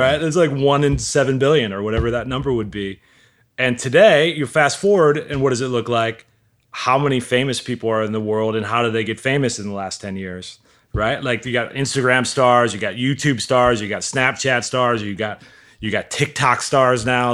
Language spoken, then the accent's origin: English; Milwaukee, Wisconsin, United States; moved away as an adult; also born or lived in Missouri; I grew up in Milwaukee